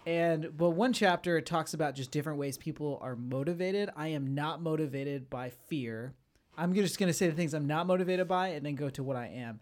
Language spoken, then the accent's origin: English; Florida, United States; I grew up in Florida